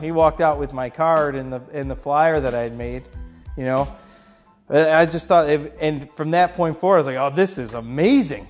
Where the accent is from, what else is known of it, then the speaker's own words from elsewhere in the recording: Rochester, New York, United States; I'm from Rochester